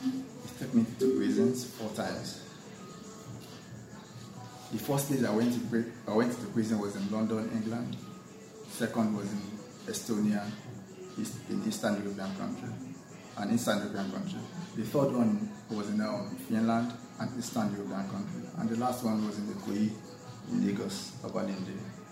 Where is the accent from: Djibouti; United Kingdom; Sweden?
Djibouti; I was born and brought up in Djibouti, and Muslim family.